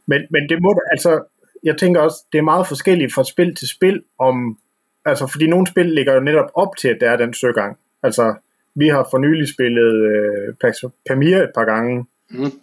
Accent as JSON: {"language": "Danish", "region": "West Jutland", "country": "Denmark", "said": "vi er vestjyder herude"}